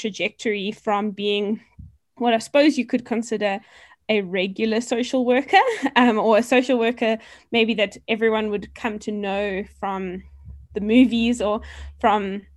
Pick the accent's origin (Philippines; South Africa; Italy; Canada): South Africa; Port Elizabeth, Eastern Cape; moved away as an adult; also born or lived in Stellenbosch; now in Johannesburg, South Africa; I'm originally from the Eastern Cape, a small coastal town called Port Elizabeth, and I grew up there with my family